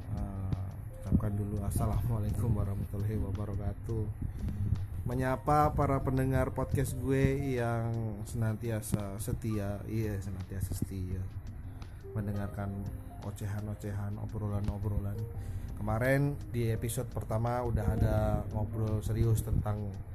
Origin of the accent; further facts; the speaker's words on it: Java, Indonesia; moved away as an adult; now in Jakarta, Indonesia; kita tuh orang Jawa